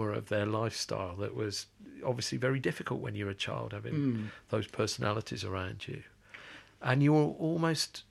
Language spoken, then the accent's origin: English; Kidderminster, West Midlands, United Kingdom; When I was a kid growing up in Kidderminster